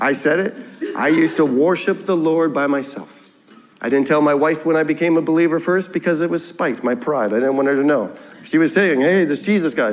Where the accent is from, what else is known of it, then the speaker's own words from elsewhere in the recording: Ontario, Canada; moved away; I'm from Ontario